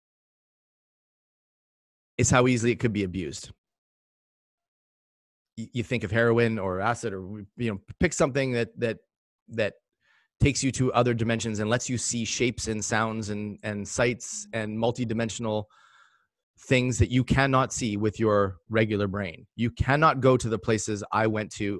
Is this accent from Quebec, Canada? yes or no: no; Port Moody, British Columbia, Canada; born or raised there